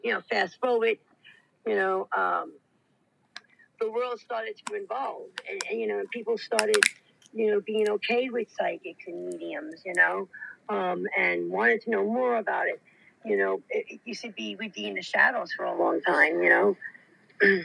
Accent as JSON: {"language": "English", "town": "New York City", "region": "New York", "country": "United States", "said": "being the New Yorker in me and the Bronx girl in me"}